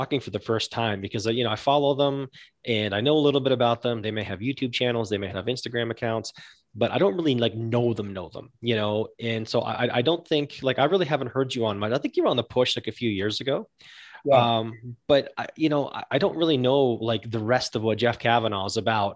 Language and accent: English; just north of Toronto, Ontario, Canada; moved away; also born or lived in Newmarket, Ontario / Holland Landing, Ontario; I grew up in Canada. I grew up just north of Toronto